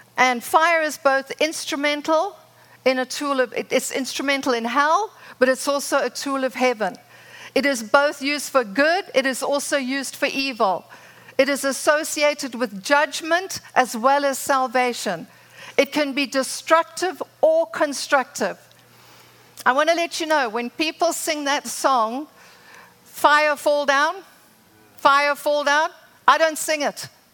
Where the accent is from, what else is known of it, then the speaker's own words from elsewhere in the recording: Zimbabwe; moved away as an adult; now in United States; I'm from Zimbabwe. For those that didn't know, I met Rod there, had my children there, lived there for 27 years. My father was a pioneer farmer.